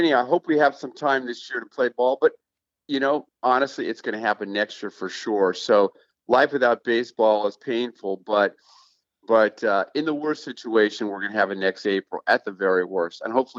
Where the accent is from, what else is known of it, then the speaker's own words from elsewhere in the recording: Oakland, California, United States; I'm an older generation. I don't know your viewers and your podcast, but I'm over twice your age. So when I was brought up in Oakland